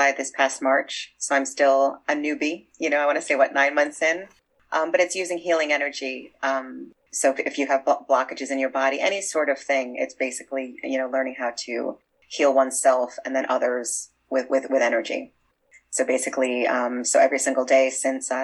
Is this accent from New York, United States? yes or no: yes; New York City, New York, United States; I grew up in Brooklyn